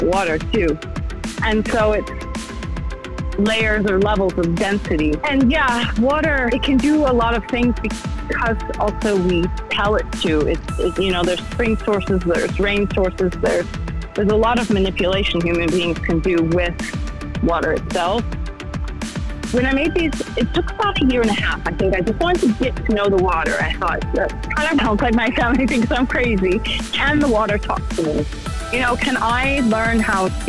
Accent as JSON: {"language": "English", "region": "northern Illinois", "country": "United States", "tie": "born or raised there", "said": "I was born in Illinois, northern Illinois"}